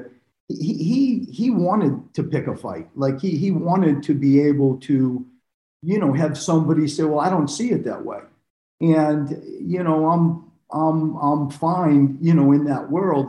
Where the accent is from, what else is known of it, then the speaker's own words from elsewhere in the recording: Maine, United States; moved away; also born or lived in Australia; I had come from Australia. I grew up in Maine.